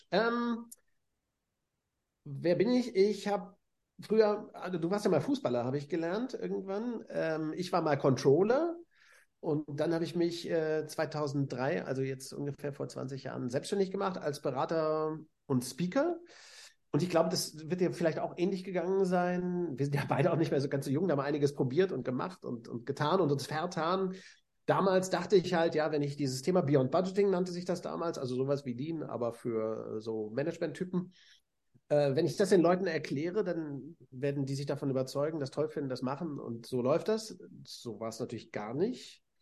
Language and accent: German; Hannover, Lower Saxony, Germany; also ich habe in Hannover studiert, auch meiner Geburtsstadt und Heimatstadt.